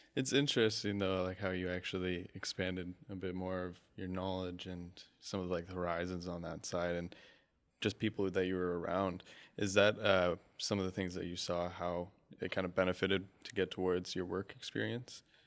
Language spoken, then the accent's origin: English; Scotland, United Kingdom; moved away; I come from Scotland